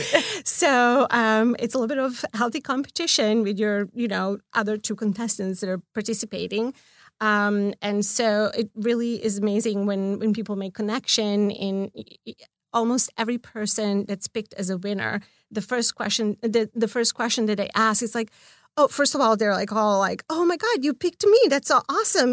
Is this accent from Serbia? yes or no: yes; Belgrade, Serbia; now in Los Angeles, United States; I'm from Belgrade